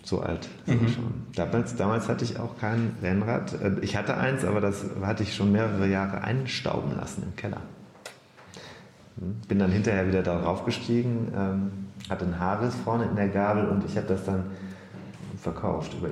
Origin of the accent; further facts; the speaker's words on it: Rhineland, Germany; Wir sind ja aus dem Rheinland.